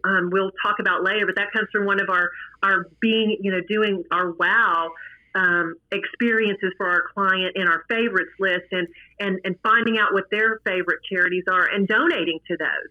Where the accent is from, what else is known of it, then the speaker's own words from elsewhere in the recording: Midland, Texas, United States; I'm from Midland, Texas